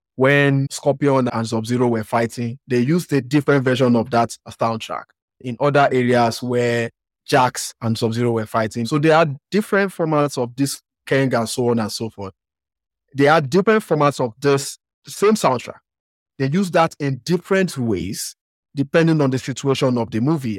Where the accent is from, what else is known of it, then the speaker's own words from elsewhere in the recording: Nigeria; accent: Western African; me coming from Nigeria